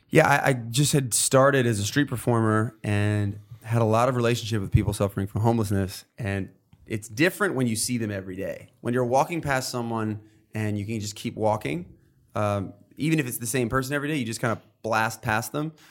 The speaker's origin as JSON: {"language": "English", "region": "New York", "country": "United States", "tie": "born or raised there", "said": "I grew up in New York, and we're all kinda tough here"}